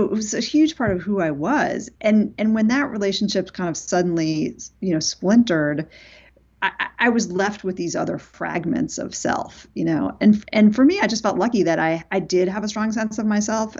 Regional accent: New York City, New York, United States; I grew up in New York City, but my parents were divorced

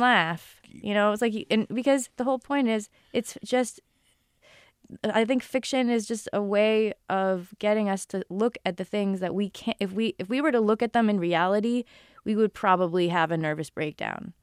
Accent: Newton, Massachusetts, United States; moved away as an adult; also born or lived in New York City / China / Rhode Island / California; I grew up in Newton, Massachusetts

